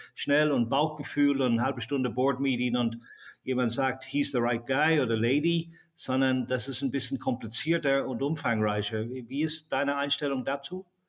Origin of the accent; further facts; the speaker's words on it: Ireland; ich bin ja selbst in Irland geboren